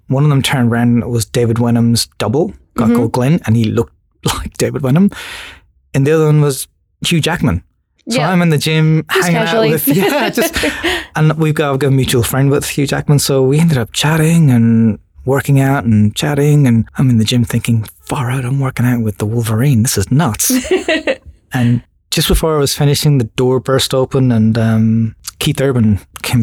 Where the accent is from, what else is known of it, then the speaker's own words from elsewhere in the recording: Ireland; moved away as an adult; also born or lived in Sydney / Kununurra; now in Australia; I'm Irish, and just growing up in Ireland and going to design school in Ireland